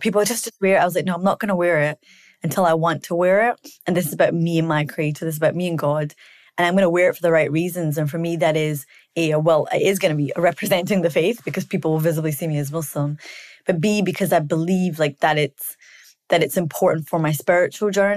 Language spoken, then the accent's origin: English; Scotland, United Kingdom; I grew up in Scotland.